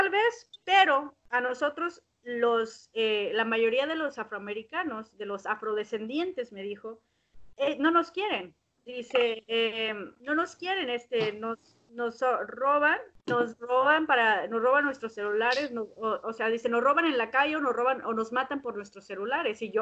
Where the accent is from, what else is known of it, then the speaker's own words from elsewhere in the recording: Mexico; Entonces, eh, yo como mexicana les dije, yo apoyo esa causa.